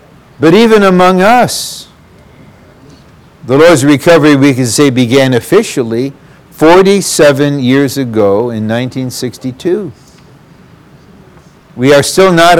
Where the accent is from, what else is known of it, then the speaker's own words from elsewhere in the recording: Detroit, Michigan, United States; I'm from Motown and went to Blue Collar U